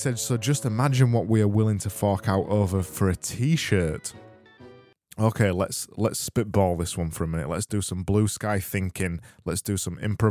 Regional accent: Yorkshire and the Humber, United Kingdom; accent: Yorkshire; It's my Yorkshire accent

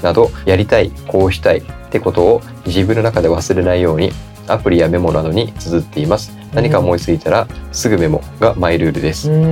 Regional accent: Kagoshima, Japan; now in Yokohama, Japan; 僕その鹿児島で育ってたから

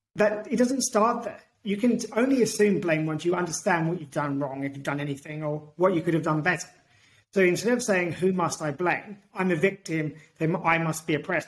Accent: United Kingdom; also born or lived in Portugal; now in Australia; I'm British and Portuguese.

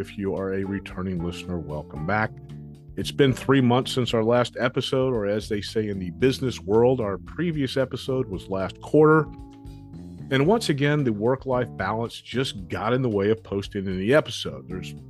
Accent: Dallas, Texas, United States; born there; I was born in Dallas and have lived there twice, but I don't recall really spending much time in Fort Worth.

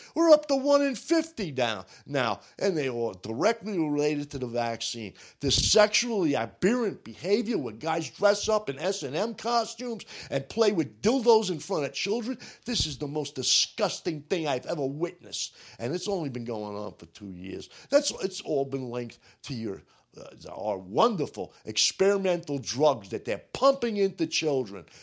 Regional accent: United States; I'm an American

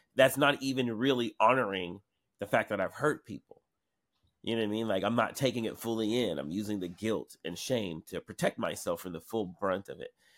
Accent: Seattle, Washington, United States; also born or lived in New York; growing up in Seattle

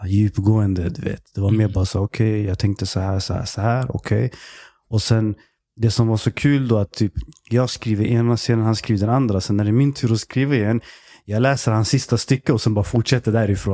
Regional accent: Stockholm, Stockholm County, Sweden; Jag är eh, egentligen uppväxt i Tensta mm. tills jag blev tio bast. Och sen flyttade jag till Husby. Och sen är jag uppväxt där.

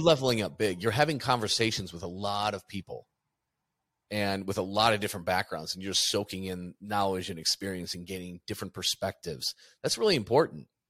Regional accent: Midwest, United States; moved away as an adult; also born or lived in Chicago, Illinois; now in Phoenix, United States; I'm from the Midwest.

